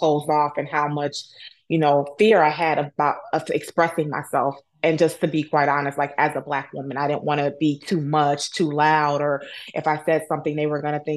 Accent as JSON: {"language": "English", "town": "Chicago", "region": "Illinois", "country": "United States", "tie": "born or raised there", "said": "I'm born and raised in Chicago, Illinois"}